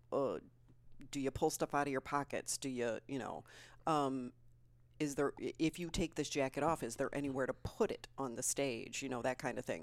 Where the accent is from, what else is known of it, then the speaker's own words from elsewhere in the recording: Plainfield, Illinois, United States; also born or lived in Aurora, Colorado; I grew up in Plainfield, Illinois